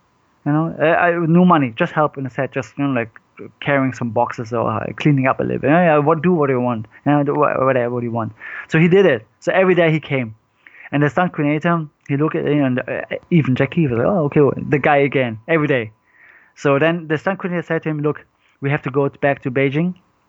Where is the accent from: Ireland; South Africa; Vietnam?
Vietnam; Andy Long is Vietnamese, like me